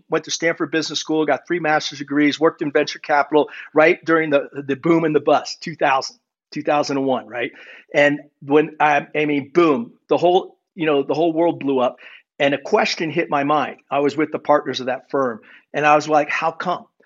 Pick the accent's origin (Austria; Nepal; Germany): Germany; born there; So for me, I was born in Germany. My dad was an army officer.